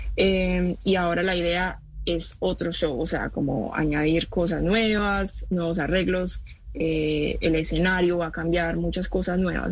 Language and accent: Spanish; Medellín, Antioquia, Colombia; yo soy de Medellín y es mi casa, es mi, hogar, de ahí crecí todo